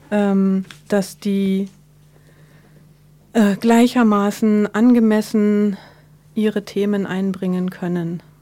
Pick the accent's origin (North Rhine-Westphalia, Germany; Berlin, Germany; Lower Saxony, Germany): Berlin, Germany; Ähm, ich bin gebürtige Berlinerin, ähm, Mitte der 70er geboren.